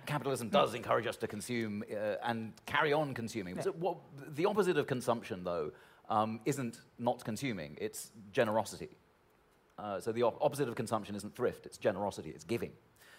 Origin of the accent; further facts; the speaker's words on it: United Kingdom; moved away as an adult; now in United States; I grew up in Britain, you know, in the left sort of scene in the 1980s and 90s